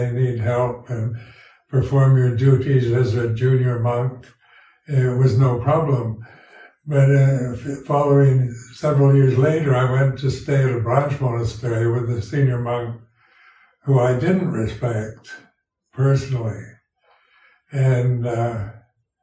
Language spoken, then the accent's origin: English; United States; moved away as an adult; also born or lived in Thailand; being an American, I was brought up with this strong individualistic approach